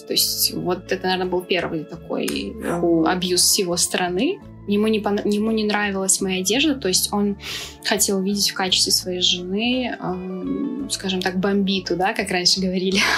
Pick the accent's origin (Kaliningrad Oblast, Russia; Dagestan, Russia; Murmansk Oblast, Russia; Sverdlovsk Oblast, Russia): Dagestan, Russia; Khasavyurt; moved away; also born or lived in Chechnya / Belarus; я чеченка, но я из Дагестана